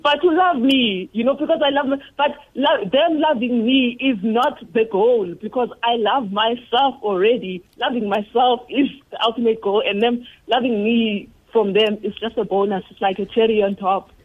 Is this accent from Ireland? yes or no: no; Eastern Cape, South Africa; I was born in Eastern Cape.